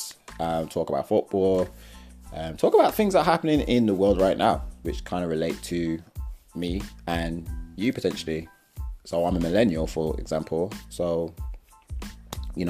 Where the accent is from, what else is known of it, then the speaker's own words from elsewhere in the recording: Wolverhampton, West Midlands, United Kingdom; also born or lived in Wednesfield / Toronto; I'm from Wolverhampton